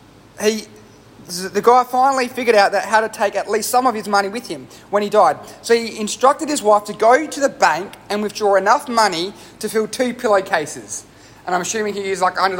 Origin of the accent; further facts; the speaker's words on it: Australia; I'm an Australian who's grown up in Australia